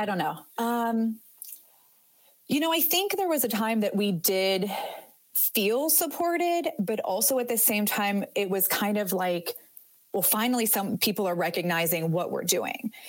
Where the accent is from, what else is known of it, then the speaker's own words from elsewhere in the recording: Northeast Ohio, United States; moved away as an adult; also born or lived in Houston, Texas; I grew up in Ohio, very northeast, almost into Pennsylvania.